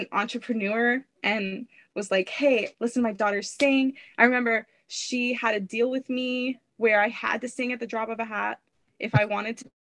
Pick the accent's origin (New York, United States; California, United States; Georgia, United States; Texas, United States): Texas, United States; Fort Worth; I was born and raised in Fort Worth